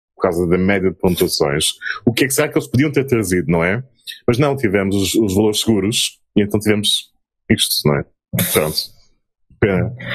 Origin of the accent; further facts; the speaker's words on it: Azores, Portugal; now in Germany; nasci num lugar no meio do Atlântico, sou português, mas açoriano.